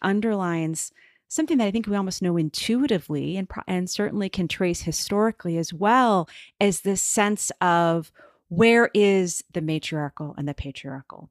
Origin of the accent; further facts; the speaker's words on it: United States; as an American